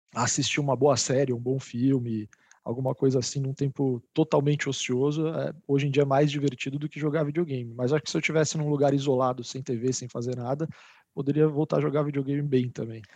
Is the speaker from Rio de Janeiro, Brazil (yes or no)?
no; São Paulo, Brazil; nascidos e criados em São Paulo